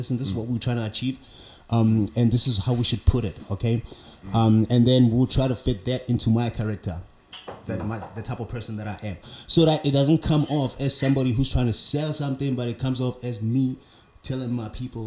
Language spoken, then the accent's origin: English; Carletonville, Gauteng, South Africa; I'm from Carltonville.